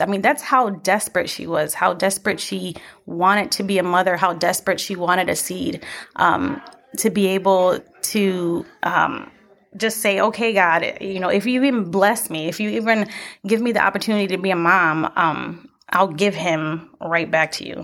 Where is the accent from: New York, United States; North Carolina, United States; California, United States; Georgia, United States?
New York, United States; Buffalo; now in Lancaster, United States; We're actually not from here. We are from Buffalo, New York